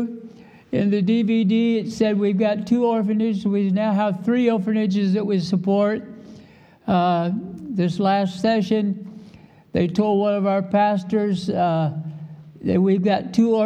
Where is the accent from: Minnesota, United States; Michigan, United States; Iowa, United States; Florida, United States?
Iowa, United States; I was born and raised in Iowa